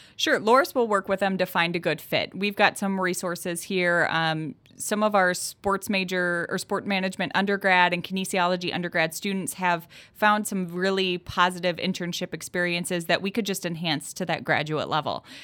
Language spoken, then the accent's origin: English; Southwest Wisconsin, United States; I'm from Southwest Wisconsin.